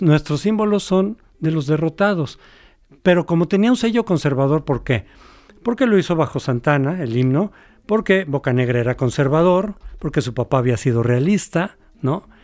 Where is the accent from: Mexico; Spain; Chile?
Mexico; somos mexicanos